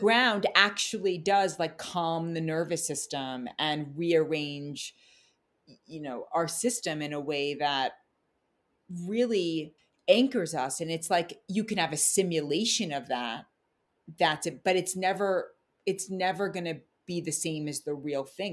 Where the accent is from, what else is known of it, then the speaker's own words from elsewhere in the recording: New York City, New York, United States; also born or lived in New Zealand; now in Tennessee, United States; I grew up in Manhattan, which I loved.